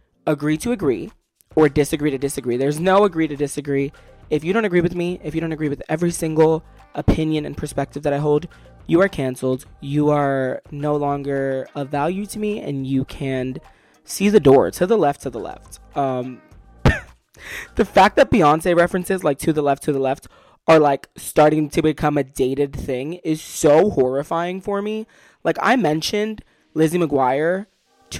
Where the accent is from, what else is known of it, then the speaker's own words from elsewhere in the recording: Brooklyn, New York, United States; moved away as an adult; also born or lived in Yonkers, New York; now in the South, United States; I was born in Yonkers, but they brought me back to Brooklyn as fast as humanly possible